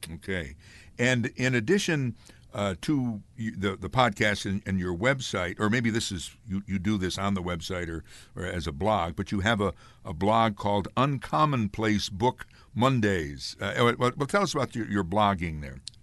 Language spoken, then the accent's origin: English; Amsterdam, New York, United States; where I grew up in Amsterdam or Fort Plain